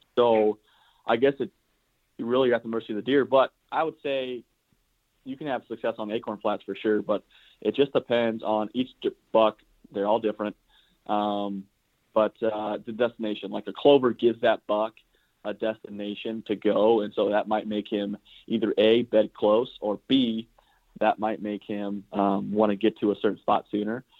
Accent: South Central Iowa, United States; I'm from South Central Iowa. Uh, I live in a small town called Granger, yep. which is a suburb of Des Moines

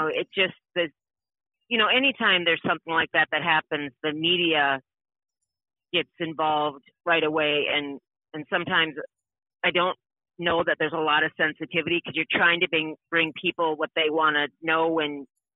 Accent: Wisconsin, United States; moved away as an adult; also born or lived in Minnesota; now in Minneapolis, United States; So I was born and raised in Wisconsin.

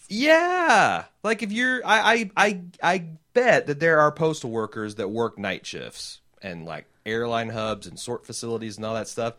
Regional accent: United States; accent: thick American; my thick American tongue

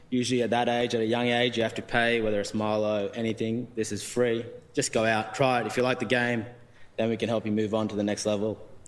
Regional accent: Australia; English is a second language; I came to Australia when I was 4 years old. English is my second language. I didn't speak a word of English.

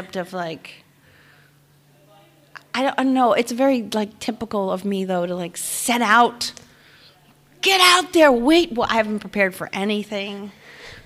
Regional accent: Rockville Centre, New York, United States; I grew up on Long Island, okay, in a town called Rockville Center

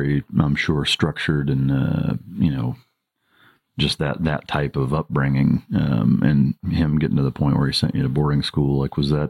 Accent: Northern Iowa, United States; being from Northern Iowa, which is pretty similar to everywhere in Indiana

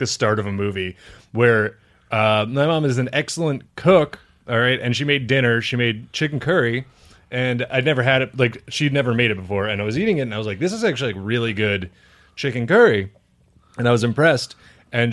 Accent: Eldersburg, Maryland, United States; This is near and dear to my hometown. This is in Eldersburg, Maryland

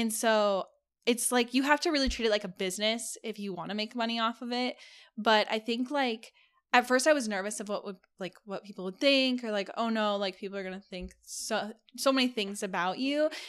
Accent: California, United States; now in Las Vegas, United States; I live in Vegas. Um, I'm originally from California

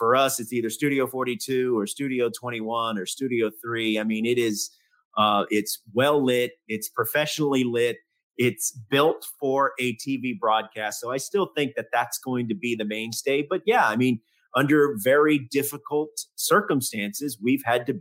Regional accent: the South, United States; I grew up in the South.

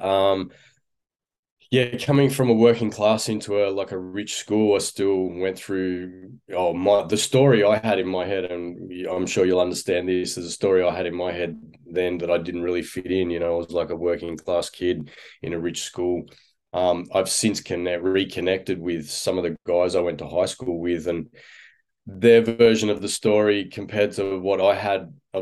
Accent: Sydney, New South Wales, Australia; I grew up in Sydney, northwestern suburbs of Sydney

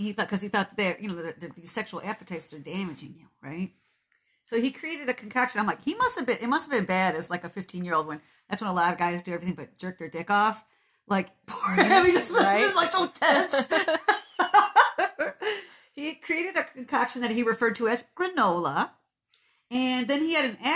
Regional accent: Walled Lake, Michigan, United States; when I was growing up in Walled Lake, off of Walled Lake Drive

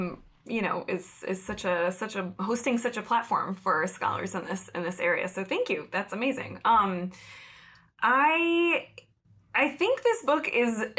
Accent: upstate New York, United States; I grew up in upstate New York, and I do not mean right outside New York City when I say

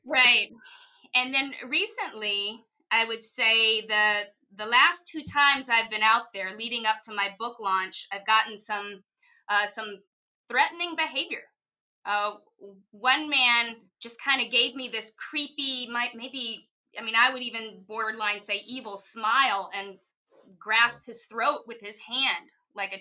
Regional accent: Mississippi, United States; now in New York City, United States; I was raised in the Bible Belt in Mississippi

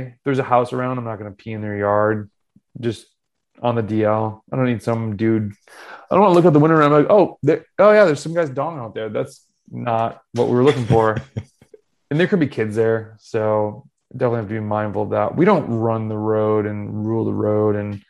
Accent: North Carolina, United States; also born or lived in Florida; I'm from North Carolina and Florida and some other place.

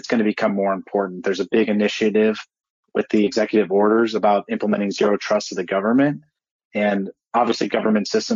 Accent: Cleveland, Ohio, United States; I'm also from Cleveland

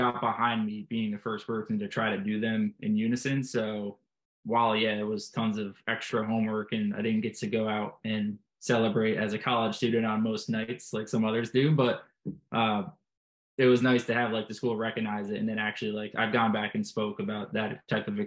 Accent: Red Hook, New York, United States; my hometown of Red Hook

